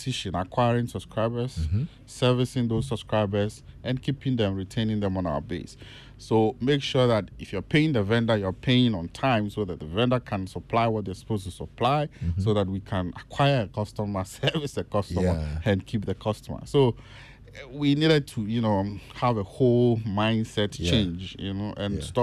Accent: Asamankese, Eastern Region, Ghana; also born or lived in Kumasi; I'm from Asamankasi Enum

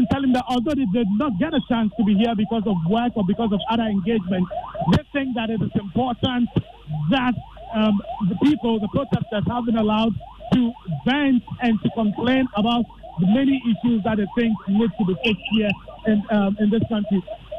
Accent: Ghana; I'm here as a Ghanaian because, number one, the president of this country, Nana Akufo-Addo, did demonstration before.

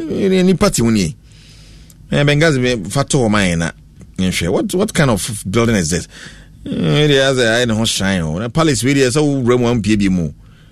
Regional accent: Nungua, Greater Accra, Ghana; I'm coming from Nungwa. I greet my Nungwa YPG members all.

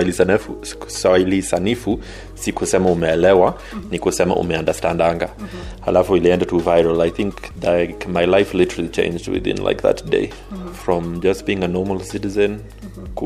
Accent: Kenya; but i think ah, mi ni mkenya damu hata kama kwa rangi haiko lakini kwa damu mi ni mkenya

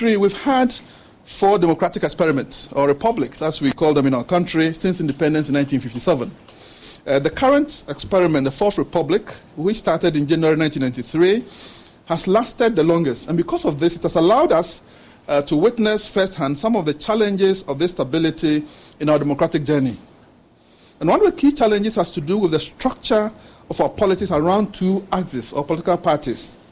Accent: Ghana; moved away as an adult; also born or lived in Norway / Denmark; as a Ghanaian

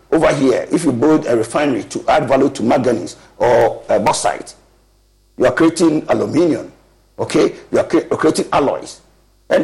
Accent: Ghana; we are Ghanaian.

